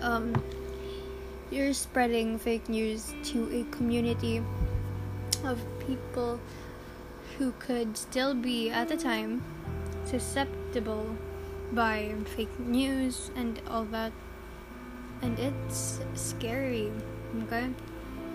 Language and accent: English; Philippines; Being a Filipino teen is hard. Because, okay. I'm living a middle class life in a third world country.